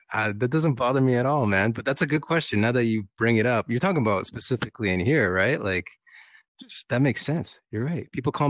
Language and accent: English; Canada